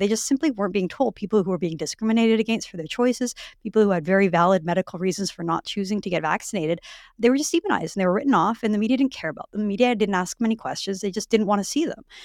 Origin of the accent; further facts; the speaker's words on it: Western Canada, Vancouver Island, British Columbia, Canada; I grew up in Western Canada. I grew up, Um, I spent m-, much my time in high school in a very blue collar community on Vancouver Island